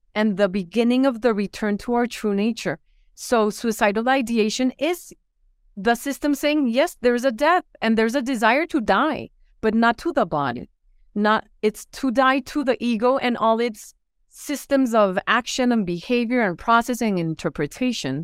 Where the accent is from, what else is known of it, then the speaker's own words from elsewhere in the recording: Bogotá, Colombia; also born or lived in Fairfax, Virginia, United States; I was born in Fairfax, Virginia, but then we moved to Bogotá, Colombia, where my parents were from